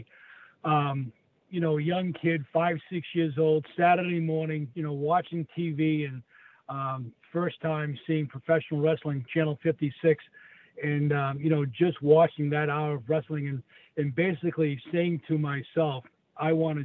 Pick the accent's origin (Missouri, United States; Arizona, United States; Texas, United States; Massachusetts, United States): Massachusetts, United States; Saugus; I grew up in Saugus, which was the next town over